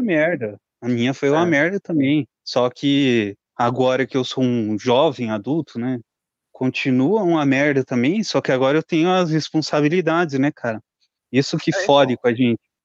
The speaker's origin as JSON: {"language": "Portuguese", "town": "Curitiba", "region": "Paraná", "country": "Brazil", "said": "Eu sou de Curitiba"}